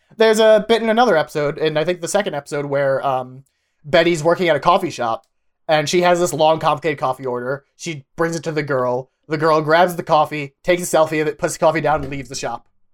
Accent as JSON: {"language": "English", "region": "Pennsylvania", "country": "United States", "tie": "born or raised there", "said": "I grew up in Pennsylvania."}